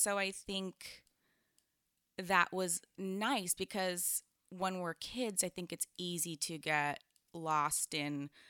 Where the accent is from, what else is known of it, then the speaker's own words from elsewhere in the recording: California, United States; So I grew up in the Bay, like you said, and it's actually all kind of tied in because I was raised in a, it was a cult.